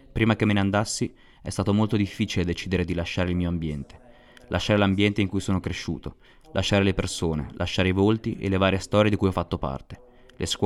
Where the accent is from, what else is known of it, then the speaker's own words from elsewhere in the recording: South Sudan; sono nato nel 1997 e vengo dal Sud Sudan.